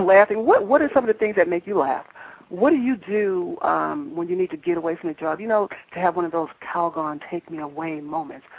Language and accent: English; New York, United States; also born or lived in California; now in Durham, United States; I was born and raised in New York, and when I moved here